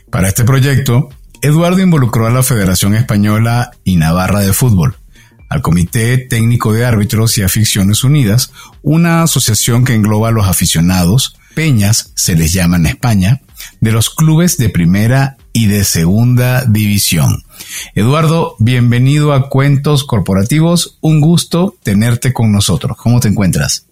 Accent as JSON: {"language": "Spanish", "country": "Venezuela", "said": "como buen venezolano, donde de donde vengo, lo que más se practica es el béisbol"}